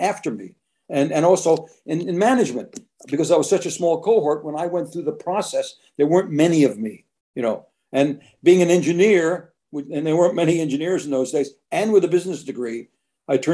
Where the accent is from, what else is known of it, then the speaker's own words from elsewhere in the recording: United States; I was born in America